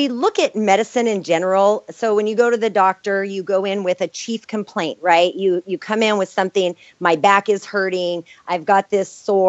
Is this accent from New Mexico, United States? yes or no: yes; New Mexico, United States; You know, I was from New Mexico, where I would go to some of these homes where they didn't even have running water.